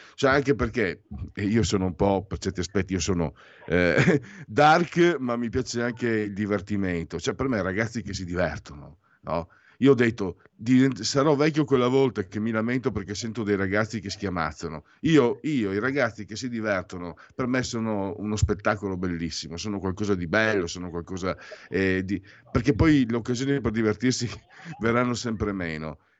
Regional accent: Veneto, Italy; sono Veneto

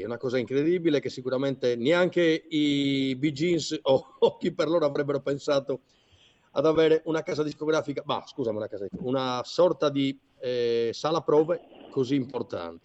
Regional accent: Sardinia, Italy; come sardo, e credimi, io sono di quei sardi veramente forse eh, vecchio stampo

